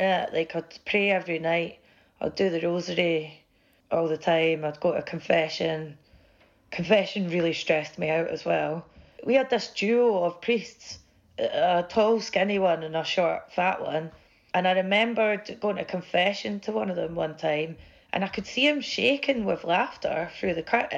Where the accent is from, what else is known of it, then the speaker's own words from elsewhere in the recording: central belt of Scotland, United Kingdom; where I grew up in Scotland, the central belt where I'm from